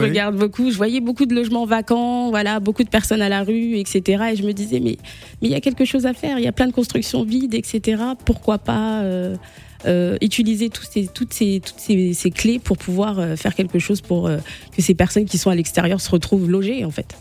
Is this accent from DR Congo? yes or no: yes; DR Congo; moved away; also born or lived in France; mon pays d'origine, euh, la République démocratique du Congo